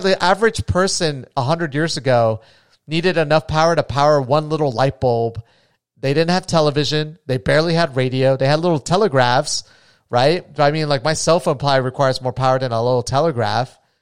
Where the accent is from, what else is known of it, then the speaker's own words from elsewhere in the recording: New Smyrna Beach, Florida, United States; where I grew up is essentially on a little island, too. And, I mean, my hometown is gone